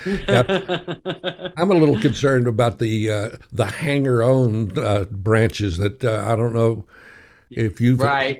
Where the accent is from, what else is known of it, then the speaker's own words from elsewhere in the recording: West Texas, United States; growing up in West Texas, I didn't know anything about mountains until I discovered the Davis Mountains when they sent us off to Boy Scout camp there.